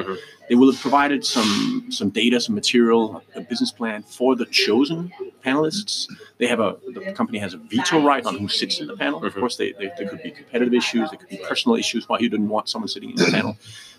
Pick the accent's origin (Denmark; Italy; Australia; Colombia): Denmark; moved away; also born or lived in Canada; So I am Danish, or I was born in Denmark, but I lived, you know, by far most of my life outside of the Copenhagen town and Denmark, and I've so I've been educated abroad.